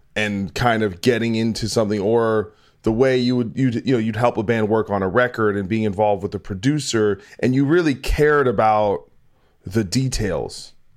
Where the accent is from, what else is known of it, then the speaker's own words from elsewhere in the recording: New Brunswick, New Jersey, United States; I grew up in New Brunswick until I was like fifteen, sixteen, but then I lived in East Brunswick.